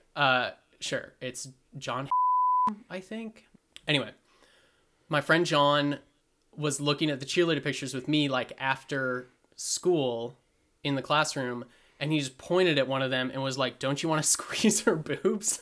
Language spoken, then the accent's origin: English; Montana, United States; where we grew up in Montana